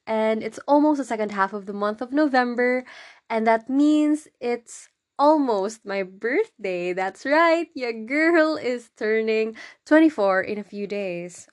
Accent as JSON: {"language": "English", "country": "Philippines", "tie": "born or raised there", "said": "I went back to my hometown"}